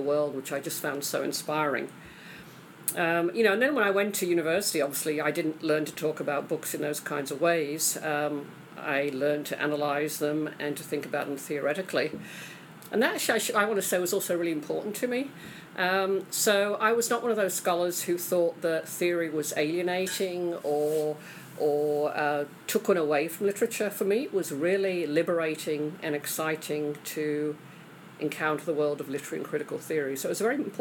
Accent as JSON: {"language": "English", "region": "England", "country": "United Kingdom", "tie": "born or raised there", "moved": "yes", "said": "I grew up in England"}